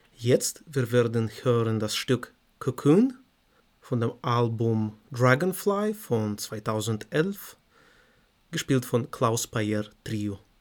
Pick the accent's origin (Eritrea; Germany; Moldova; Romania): Moldova; German is a second language; moved away; ich komme aus Moldawien